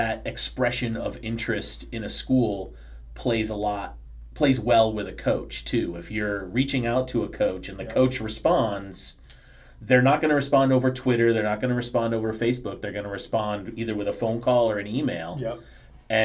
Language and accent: English; Chicago, Illinois, United States; I grew up in Chicago when the Bulls were, like, when Michael was a rookie